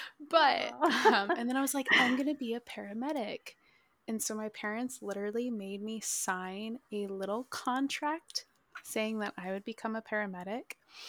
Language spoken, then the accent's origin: English; Minnesota, United States; So I'm actually originally from Minnesota. This was my like 17th move though.